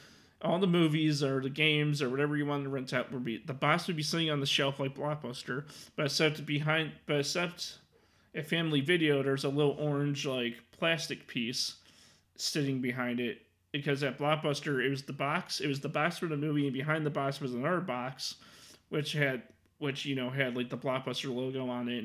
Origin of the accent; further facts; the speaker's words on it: Mount Prospect, Illinois, United States; also born or lived in Arlington Heights, Illinois; when I was a child growing up in Mount Prospect, Illinois, that's the town I mainly grew up in. I mean, I was born and raised in Arlington Heights, and then I moved to Mount Prospect.